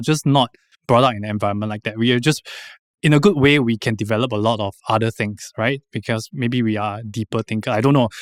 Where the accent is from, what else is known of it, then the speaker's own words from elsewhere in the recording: Singapore; moved away as an adult; also born or lived in Taiwan; we are really quite in a bubble here